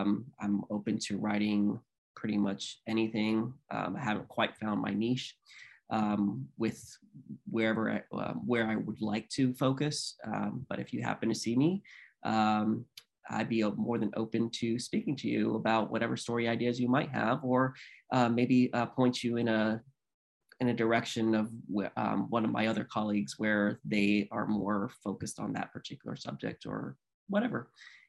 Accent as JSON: {"language": "English", "town": "Philadelphia", "region": "Pennsylvania", "country": "United States", "tie": "born there", "said": "I'm a military brat. I grew up in the military, so I grew up everywhere. I was born in Philadelphia, Pennsylvania, which is a city of brotherly love and where it all started."}